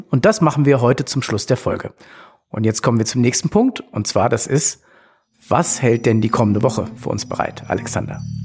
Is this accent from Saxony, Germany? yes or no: no; Frankfurt, Hesse, Germany; Für mich als Frankfurter